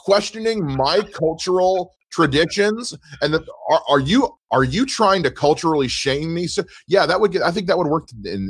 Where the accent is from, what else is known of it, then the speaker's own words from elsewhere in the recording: South Carolina, United States; I'm from South Carolina, where our college football team is the Gamecocks